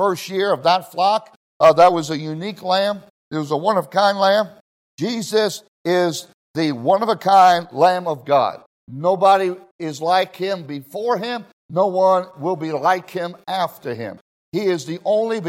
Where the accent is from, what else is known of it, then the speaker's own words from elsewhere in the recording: Israel; moved away; I grew up in Israel, all my young life